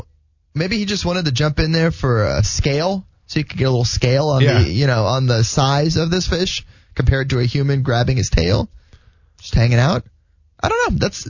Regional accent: South Florida, United States; now in Jacksonville, United States; I grew up in South Florida.

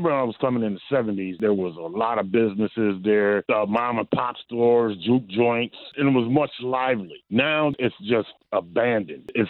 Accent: New York, United States; also born or lived in Pahokee, Florida; I was born up in New York. My my father and mother used to always bring me back down to Pahokee in Miami because we have a family all up and down there.

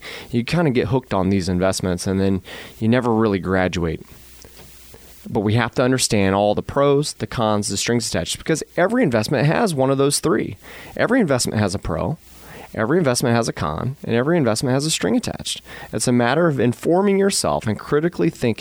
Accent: Miami Valley, Ohio, United States; We're born and raised in the Miami Valley

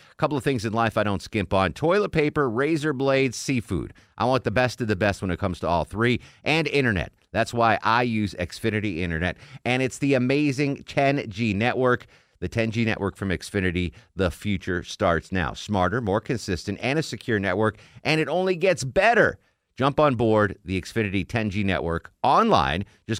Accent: Atlanta, Georgia, United States; Well, I'm from Atlanta. I'm not going to sell you out.

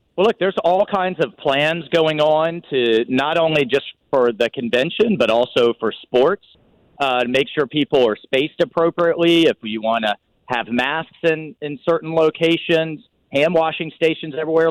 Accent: Jacksonville, Florida, United States; I'm from Jacksonville

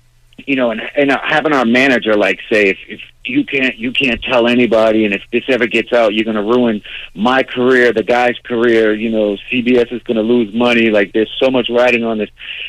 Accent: Boston, Massachusetts, United States; growing up in Dorchester

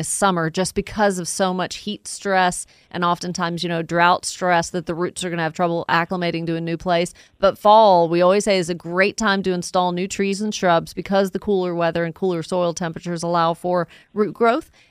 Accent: the South, United States; now in Cherokee County, United States; us Southerners who love our fall fruits

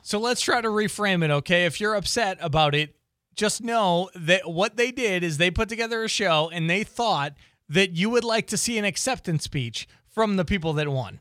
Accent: Boston, Massachusetts, United States; I grew up in Boston

